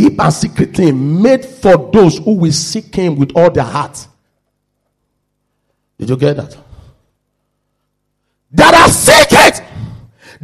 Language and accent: English; Nigeria; moved away; I'm from Nigeria